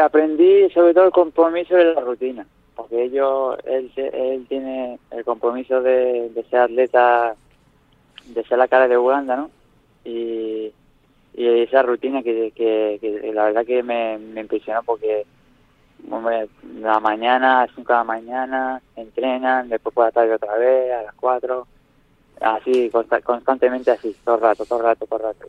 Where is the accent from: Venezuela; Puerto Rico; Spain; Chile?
Spain; Nerja, Andalusia; Nerja, mi pueblo